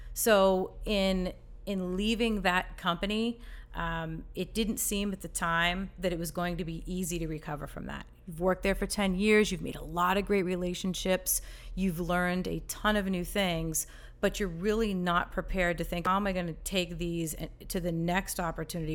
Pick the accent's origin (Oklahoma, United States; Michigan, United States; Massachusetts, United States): Massachusetts, United States; moved away as an adult; now in Charlotte, United States; I grew up in Massachusetts, lived there all my life